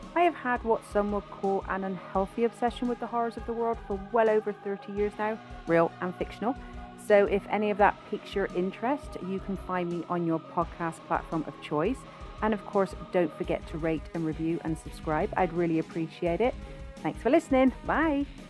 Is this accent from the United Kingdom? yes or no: yes; England, United Kingdom; I'm from England, as you can probably tell by my, uh, accent.